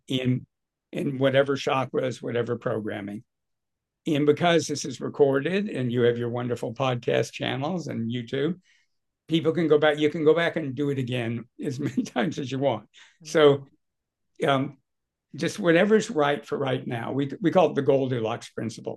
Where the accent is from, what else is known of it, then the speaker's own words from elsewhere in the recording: Southern California, United States; I grew up in Southern California